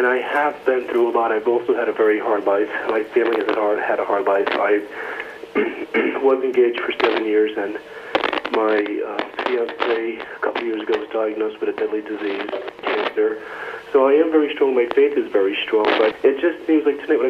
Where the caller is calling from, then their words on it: New Jersey, United States; I'm calling from New Jersey.